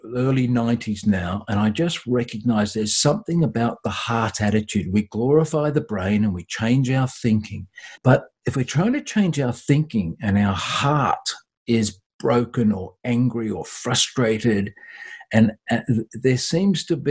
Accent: Australia; I'm an Aussie

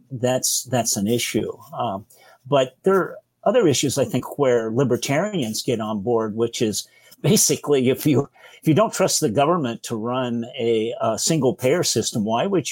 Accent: Madera County, California, United States; My father was on the Republican Central Committee in Madera County for many years. Grew up in a very conservative Republican family

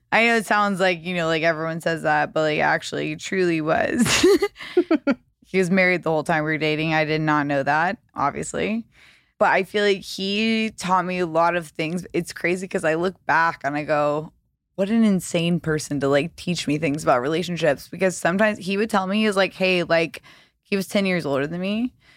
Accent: the South, United States; now in Los Angeles, United States; I was raised in the South

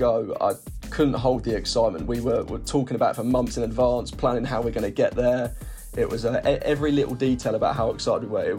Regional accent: Hertfordshire, East of England, United Kingdom; I'm from Hertfordshire in the UK

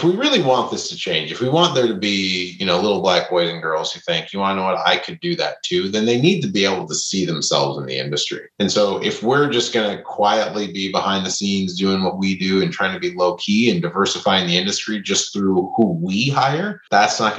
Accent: Minnesota, United States; now in New Orleans, United States; I grew up in Minnesota

